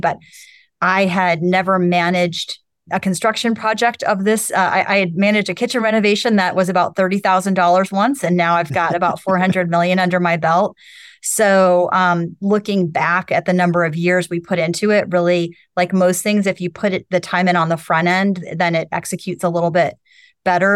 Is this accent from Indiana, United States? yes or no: yes; South Bend, Indiana, United States; moved away as an adult; also born or lived in Bloomington, Indiana; I grew up in a col, small college town in a lot of ways with Notre Dame there